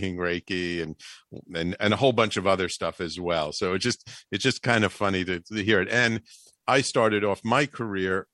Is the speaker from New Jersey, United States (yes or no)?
no; New York, United States; as a little kid growing up in the Bronx